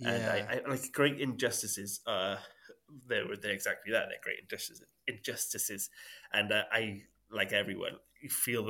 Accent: Eastbrook, Wales, United Kingdom; I grew up in Eastbrook, which is a bit of the rougher side of it

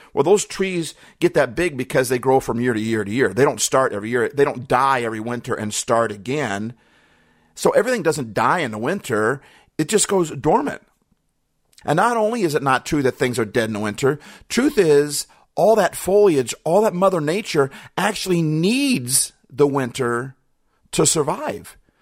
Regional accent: Midwest, United States; also born or lived in Minnesota / Iowa / Wisconsin; I grew up in the Midwest, Minnesota, Iowa, Wisconsin

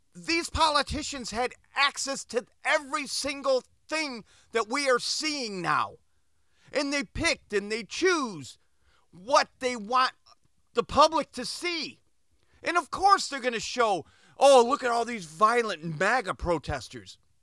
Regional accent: United States; we, as American citizens

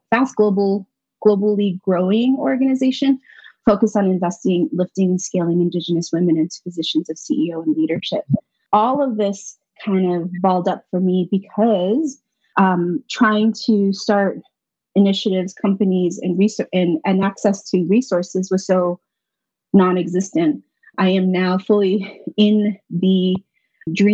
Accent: Four Corners, United States; moved away as an adult; now in Albuquerque, United States; I am Diné Navajo from Navajo Nation

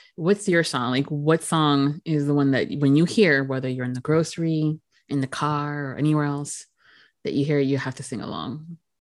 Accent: United States; myself as an American

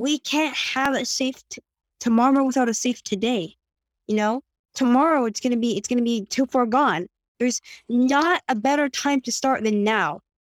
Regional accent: Santa Monica, California, United States; I can't bring myself to leave because it's my home. I, I grew up here

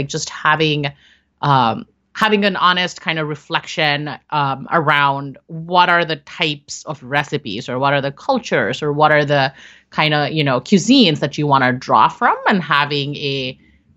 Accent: India; I'm Indian

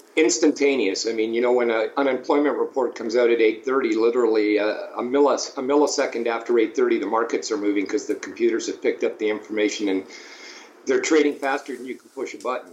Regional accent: Toronto, Ontario, Canada; in Ontario, where I uh, grew up, I grew up in Toronto, Ontario

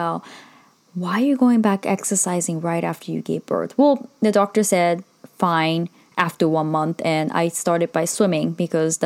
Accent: Sendai, Miyagi, Japan; moved away; which is in Sendai, my hometown.

